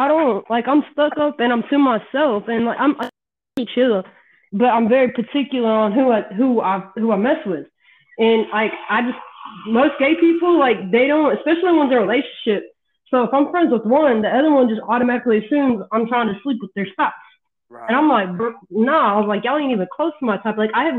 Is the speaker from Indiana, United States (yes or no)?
no; Texas, United States; now in South Carolina, United States; I'm 34 now.